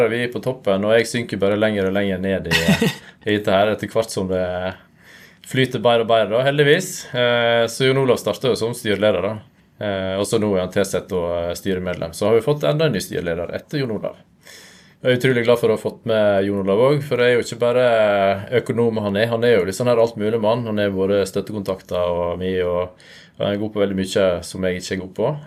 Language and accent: Norwegian; Hornindal, Vestland, Norway; also born or lived in Trondheim; now in Nordfjordeid, Norway; Jeg er ifra, ifra Nordfjord, Hornindal opprinnelig. Men nå bor jeg på Nordfjordeid som en halvtime unna.